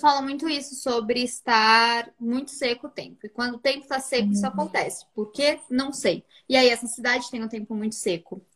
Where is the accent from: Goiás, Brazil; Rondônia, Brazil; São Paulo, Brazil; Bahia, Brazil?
São Paulo, Brazil; moved away as an adult; now in Portugal; eu era da Zona Norte, para quem é de São Paulo vai saber. Eu saía lá da Zona Norte e ia até Alphaville